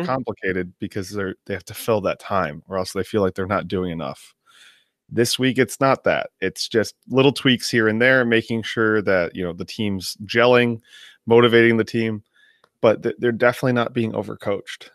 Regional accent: Midwest, United States; Growing up in the Midwest

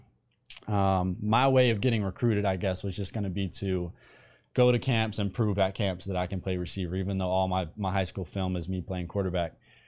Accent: Andrews, United States; So for me, I grew up in Andrews, smallest school in the state with a football team.

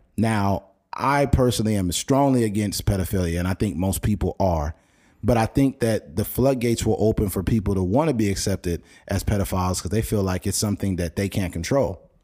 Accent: Bakersfield, California, United States; we're both from Bakersfield.

